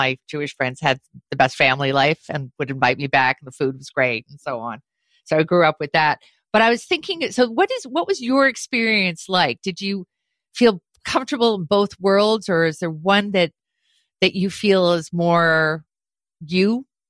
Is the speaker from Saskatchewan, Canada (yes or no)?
no; Montreal, Quebec, Canada; I grew up in Montreal. I was the only non-Jewish kid in a theater school, and I was the only non-French kid in a French school.